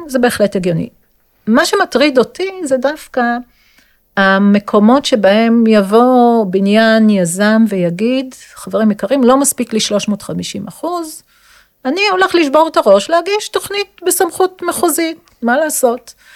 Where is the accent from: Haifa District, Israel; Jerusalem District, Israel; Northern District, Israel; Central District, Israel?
Jerusalem District, Israel; Jerusalem; אני ירושלמית אה, במקור